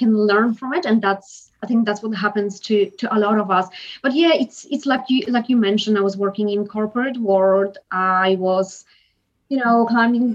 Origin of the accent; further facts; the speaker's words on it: Poland; also born or lived in Edinburgh, Scotland; now in Australia; I grew up in Poland, and then I moved to Edinburgh, Scotland. I finished university there, and I moved over to Australia.